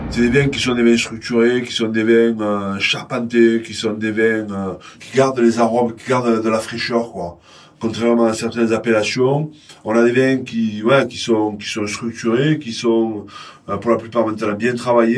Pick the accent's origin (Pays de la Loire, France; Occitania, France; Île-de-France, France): Occitania, France; Montpellier; also born or lived in Pépieux, Minervois / Castres; je suis né à Montpellier il un certain temps, trop longtemps d'ailleurs. J'ai fait une formation de Vitiono. Euh, mes parents étaient exploitants viticoles dans le Minervois, exactement à Pépieux